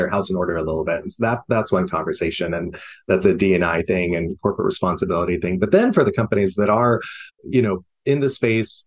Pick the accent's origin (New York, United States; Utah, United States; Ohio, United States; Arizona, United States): Utah, United States; Bountiful; I'm from Utah. I'm from, you know, Bountiful, Utah. And I definitely have that experience of growing up in an area that was not friendly to my life